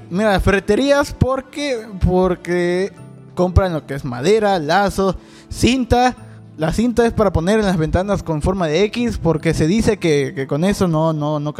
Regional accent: Mexico; como buena gente mexicanos que somos

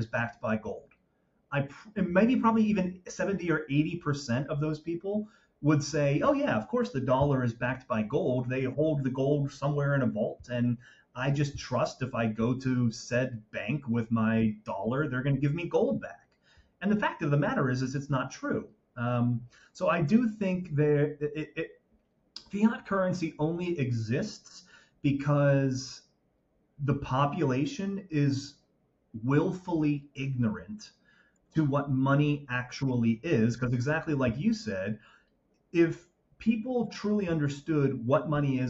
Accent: just outside of Philadelphia, Pennsylvania, United States; we're American. We were born and raised just outside of Philadelphia

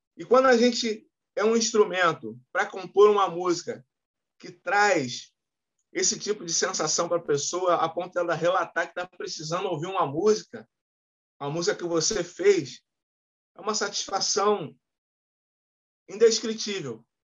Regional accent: Rio de Janeiro, Brazil; Morei em vários lugares do Rio de Janeiro. No, no, eu, eu, nasci no Meia, morei em Santa Cruz, morei na Pavuna, morei no, no, no Flamengo, morei no Maracanã

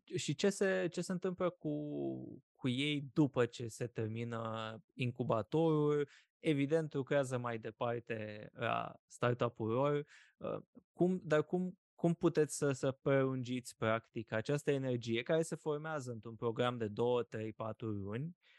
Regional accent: Iași, Iași County, Romania; Iașiului, de unde sunt eu original

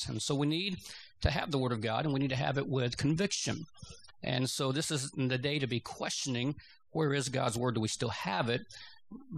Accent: Georgia, United States; moved away as an adult; I grew up in Georgia.

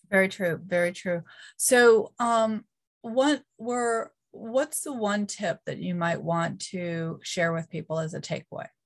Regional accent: Northeast, United States; now in North Carolina, United States; Yeah, so I am from the Northeast, uh, but I live

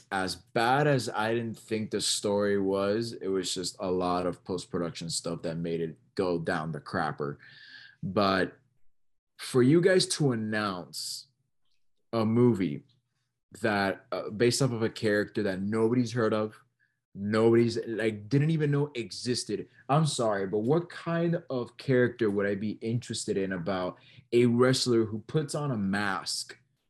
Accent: San Juan, Puerto Rico; born there; I am a proud Puerto Rican, right? I am, you know, I'm from San Juan. You know, I'm born, not raised, but I do have a lot of Puerto Rican Hispanic heritage.

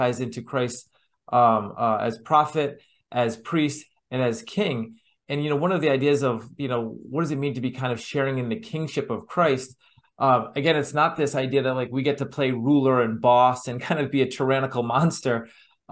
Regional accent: United States; my experiences as an American

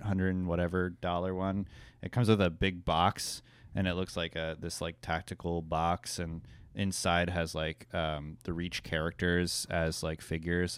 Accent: Fort Lauderdale, Florida, United States; I'm from Fort Lauderdale

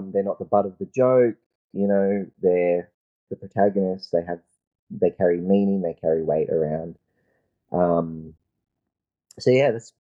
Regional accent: Australia; also born or lived in New Zealand; I'm Australian

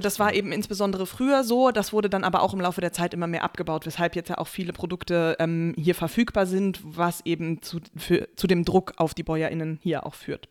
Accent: Germany; bei uns in Deutschland

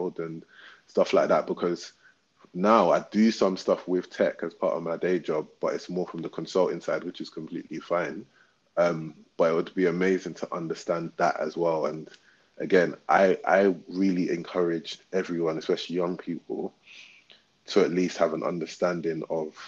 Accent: London, United Kingdom; we're from Southwark as well

